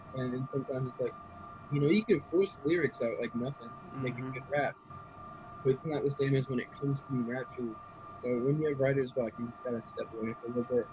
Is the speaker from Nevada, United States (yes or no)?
no; Raleigh, North Carolina, United States; I'm um, from Raleigh, North Carolina, mm-hmm. born and raised